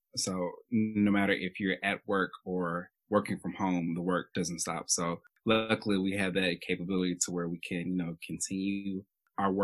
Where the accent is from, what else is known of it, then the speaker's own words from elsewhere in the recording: Chattanooga, Tennessee, United States; originally from Chattanooga, Tennessee